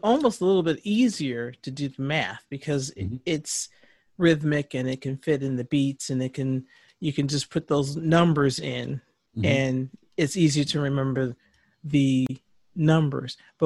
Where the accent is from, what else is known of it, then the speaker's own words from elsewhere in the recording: Detroit, Michigan, United States; moved away as an adult; also born or lived in Lansing, Michigan / New York; we are from Detroit